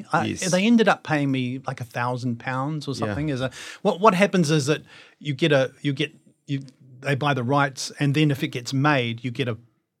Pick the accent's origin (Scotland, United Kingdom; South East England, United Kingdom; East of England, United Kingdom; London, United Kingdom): London, United Kingdom; born there; And I was born in London. And so there was going to be no problems for me working there.